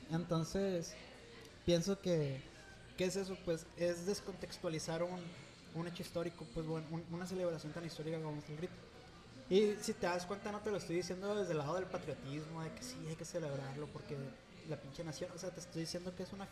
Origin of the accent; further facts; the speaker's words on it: Sonora, Mexico; Y siendo México un, país tan diverso, yo me siento bien arraigado a Sonora.